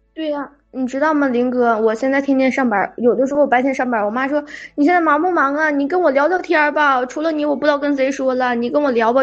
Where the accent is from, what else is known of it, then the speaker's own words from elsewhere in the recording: Jilin, China; now in Shandong, China; 我老家是东北的，不是东吉林的啊，吉林那边儿